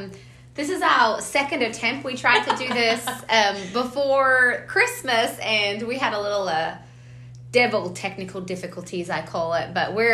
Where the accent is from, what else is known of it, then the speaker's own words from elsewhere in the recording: Australia; So I originally grew up in Australia. My dad is a Australian champion bull rider and bareback rider, and my mom is an Australian